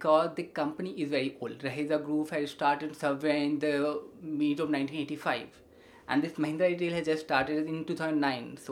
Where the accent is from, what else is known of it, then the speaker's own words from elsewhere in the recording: India; we are an Indian